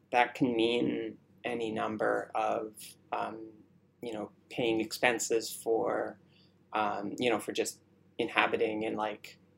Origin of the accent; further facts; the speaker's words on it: Ontario, Canada; also born or lived in Burnaby; I grew up outside of Toronto